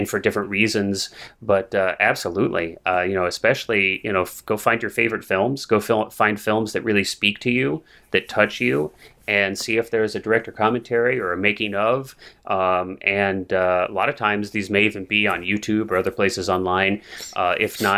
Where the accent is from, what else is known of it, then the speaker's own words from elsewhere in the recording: Missouri, United States; now in California, United States; I grew up in Missouri. I grew up in the Midwest to non-artistic parents.